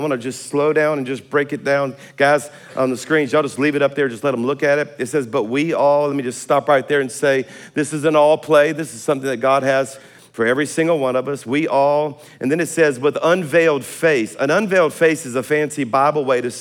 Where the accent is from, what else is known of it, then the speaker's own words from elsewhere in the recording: South Louisiana, United States; I'm a Cajun from South Louisiana